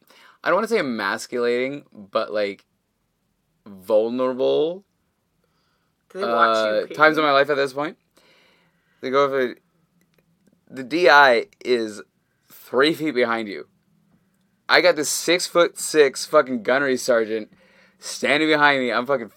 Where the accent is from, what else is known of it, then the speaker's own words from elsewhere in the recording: Canada; I am just as Canadian as any other motherfucker out there